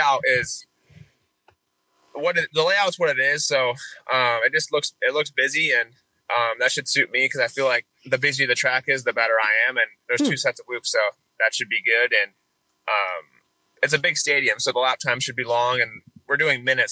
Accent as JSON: {"language": "English", "town": "Lamoille", "region": "Illinois", "country": "United States", "tie": "born or raised there", "said": "my town, we have 750, I think, for the population. So that's very small"}